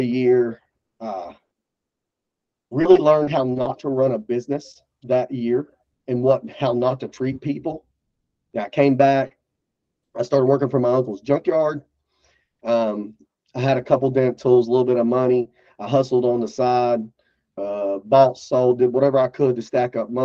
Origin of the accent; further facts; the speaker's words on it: Bristol, Tennessee, United States; I'm from Bristol, Tennessee. That's one of the three cities in the Tri-Cities